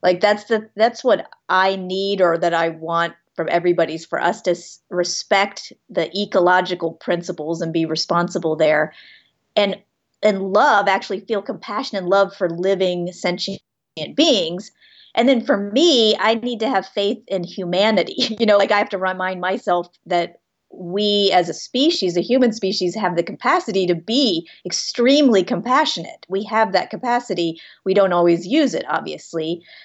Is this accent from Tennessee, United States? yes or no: no; Florida, United States; growing up in Florida